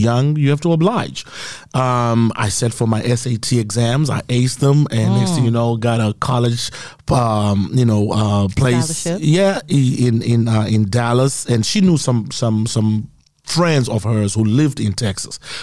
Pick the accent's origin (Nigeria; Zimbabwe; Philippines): Zimbabwe; first language Shona; English is a second language; moved away as an adult; now in United States; the Africa that I grew up in Zimbabwe